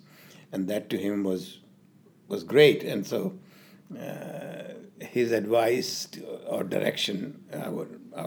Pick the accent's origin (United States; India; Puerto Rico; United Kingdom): India; moved away; I was born in India and did most of my schooling in India